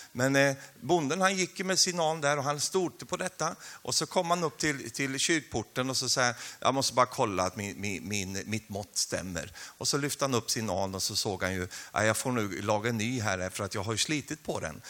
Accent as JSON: {"language": "Swedish", "country": "Sweden", "moved": "yes", "lives_now": "Karmøy, Norway", "said": "jag är ju svensk"}